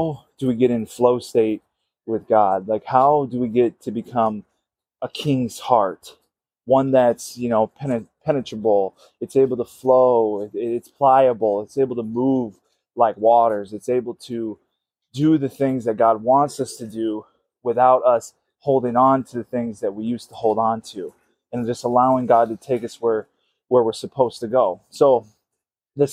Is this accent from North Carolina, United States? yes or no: no; Minnesota, United States; I'm from Minnesota